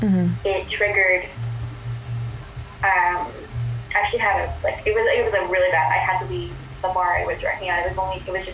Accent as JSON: {"language": "English", "town": "Springfield", "country": "United States", "tie": "born or raised there", "said": "I grew up in Springfield. I went to Springfield public schools until fourth grade"}